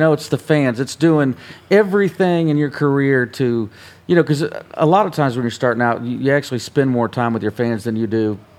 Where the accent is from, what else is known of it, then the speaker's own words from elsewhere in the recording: Columbus, Ohio, United States; now in Nashville, United States; I'm from Columbus, Ohio